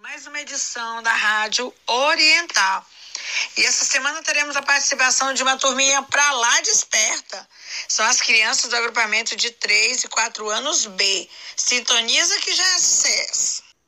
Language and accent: Portuguese; Goiânia, Goiás, Brazil; nasci aqui em Goiânia, na vila, ali na Fama. Estudei também aqui em Goiânia, tanto o ensino fundamental como o ensino médio